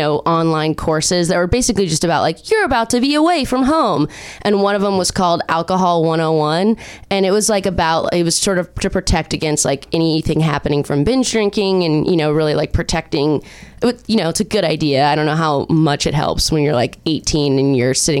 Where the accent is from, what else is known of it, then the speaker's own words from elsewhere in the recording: Orange County, California, United States; also born or lived in Chicago; I'm from Orange County